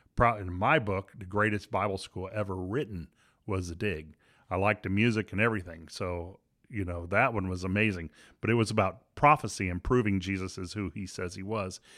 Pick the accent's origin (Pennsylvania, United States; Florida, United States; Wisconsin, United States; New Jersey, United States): Florida, United States; Miami; I was raised in Miami